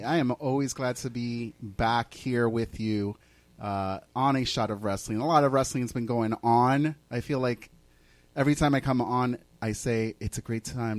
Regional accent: Massapequa, New York, United States

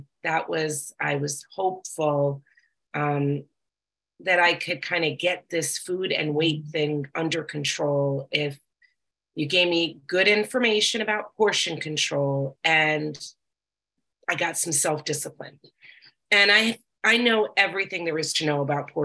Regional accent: New York, United States; I'm from New York

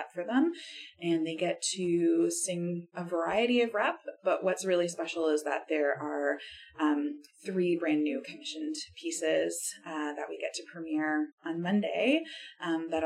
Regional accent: Halifax, Nova Scotia, Canada; now in Ottawa, Canada; here in Halifax and as my hometown

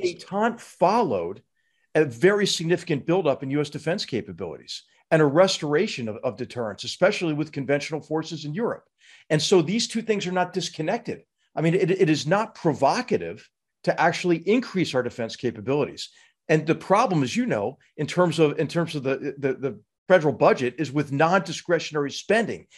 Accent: United States; I'm an American

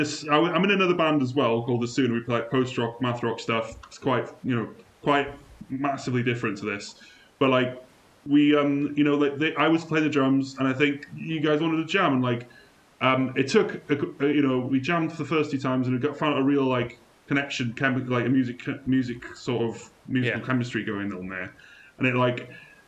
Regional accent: Wales, United Kingdom; I went through a really strong phase when I moved from North Wales to South Wales

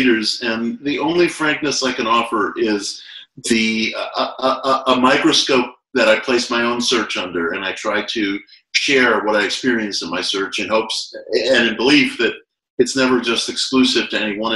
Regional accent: United States; as an American

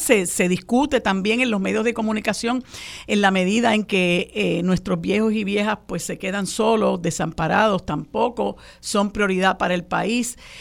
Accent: Puerto Rico; en un país tan violento como el nuestro

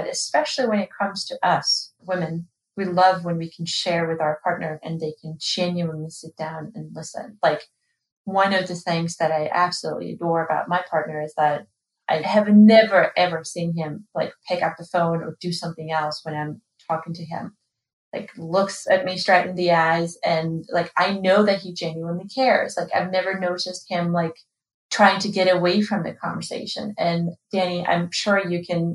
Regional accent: Georgia; moved away; in Georgia, in my home country

